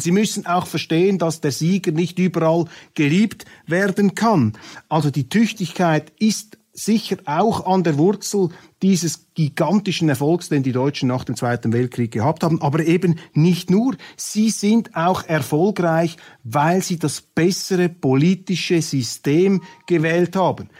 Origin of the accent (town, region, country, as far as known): Switzerland